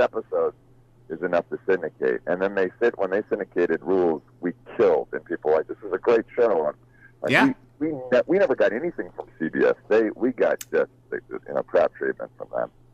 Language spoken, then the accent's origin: English; Huntington Beach, California, United States; I grew up in Huntington Beach, California